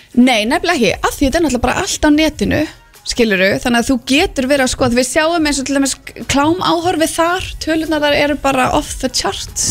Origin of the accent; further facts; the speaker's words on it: Keflavík, Southern Peninsula, Iceland; ég elst upp í körubóltabæ, ég elst upp við bara að körubóltastjörnur eru okkar stjörnur, þú veist, ég er úr Keflavík